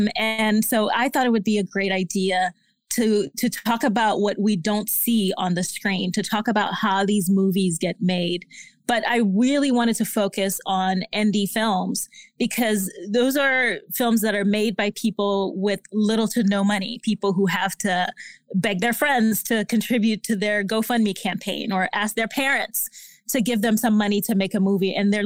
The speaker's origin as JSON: {"language": "English", "country": "Haiti", "said": "But I come from an immigrant family. I'm originally from Haiti."}